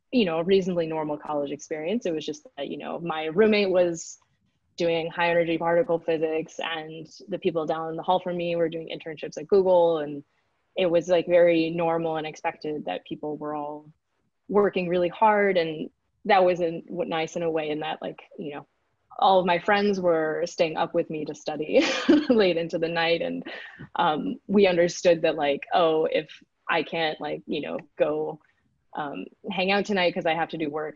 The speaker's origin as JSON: {"language": "English", "town": "Houston", "region": "Texas", "country": "United States", "tie": "born or raised there", "also_born_or_lived": "Switzerland", "first_language": "English", "moved": "yes", "said": "I grew up in Texas, so uh, kind of in the suburban area around Houston"}